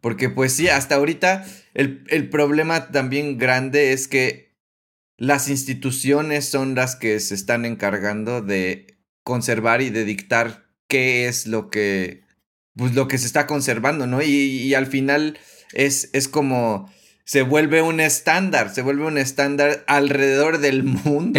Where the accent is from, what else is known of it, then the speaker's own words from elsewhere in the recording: Mexico; a mí como mexicano